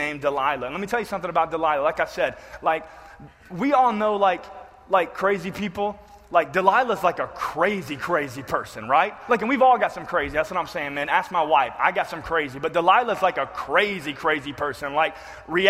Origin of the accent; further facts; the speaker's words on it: the South, United States; I grew up in the South